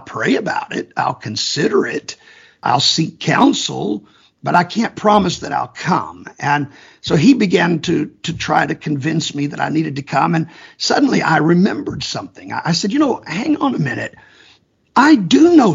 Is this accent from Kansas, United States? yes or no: yes; Kansas, United States; I'm from Kansas, and Kansas is known to be a very conservative area